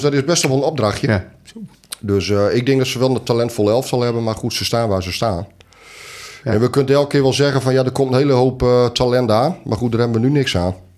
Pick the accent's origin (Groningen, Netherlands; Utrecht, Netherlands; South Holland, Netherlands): Groningen, Netherlands; East; wij ook uit Oost-Groningen komen